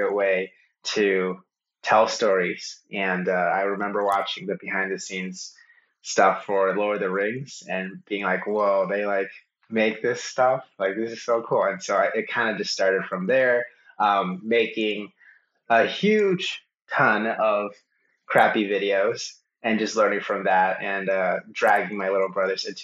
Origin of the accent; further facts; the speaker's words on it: New York City, New York, United States; I'm from New York City, and I'm from New York City, lived there most of my life